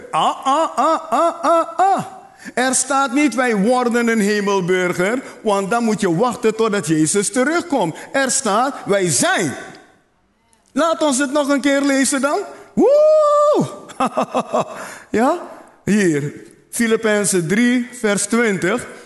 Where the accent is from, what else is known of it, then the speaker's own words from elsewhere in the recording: Netherlands; Zie je, ik ben een Nederlander. Ik word geen Nederlander. Ik ben een Nederlander.